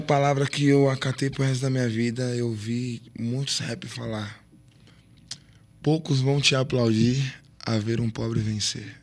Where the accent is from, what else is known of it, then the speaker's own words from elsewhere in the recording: São Paulo, Brazil; sou do fundão da Zona Leste, sou de Guaraná, sim, porque qualquer lugar que eu chego hoje, todo o respeito que eu tenho, foi porque de lá da onde eu vim, me ensinou a ser assim